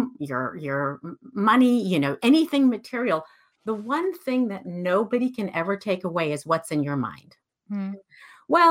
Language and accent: English; Iran; moved away; So I grew up in Iran. I'm Iranian.